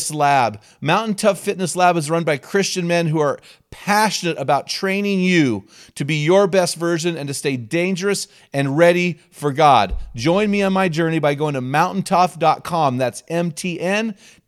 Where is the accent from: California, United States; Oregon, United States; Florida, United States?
Oregon, United States; McMinnville; my hometown of McMinnville, Oregon